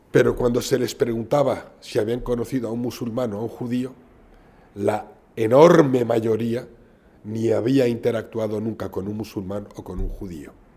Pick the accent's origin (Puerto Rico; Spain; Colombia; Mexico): Spain; soy tan español como usted